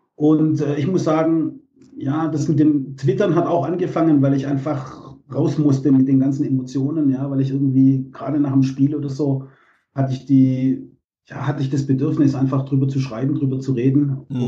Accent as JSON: {"language": "German", "town": "Bietigheim-Bissingen", "region": "Baden-Württemberg", "country": "Germany", "tie": "born or raised there", "said": "Ich ähm, bin aufgewachsen in Bietigheim-Bissingen, also im Großraum Stuttgart."}